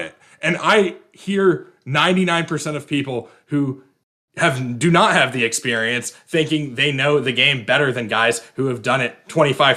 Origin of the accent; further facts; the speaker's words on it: Virginia, United States; my home state of Virginia